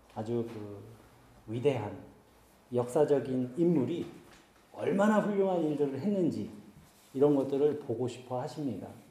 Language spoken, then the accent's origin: Korean; South Korea; first language Korean; moved away as an adult; also born or lived in Germany; 한국을 방문해서 이제 한국 교회를 가잖아요